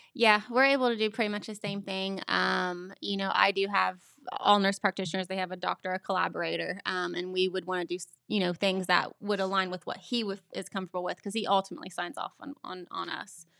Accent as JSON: {"language": "English", "town": "Beaver", "region": "Ohio", "country": "United States", "tie": "born or raised there", "said": "I grew up in Beaver. I still live there"}